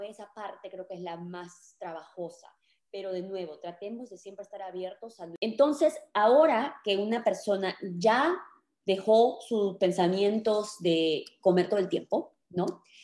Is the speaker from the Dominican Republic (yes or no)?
no; Peru; now in United States; yo soy peruana y me mudé a vivir aquí a Estados Unidos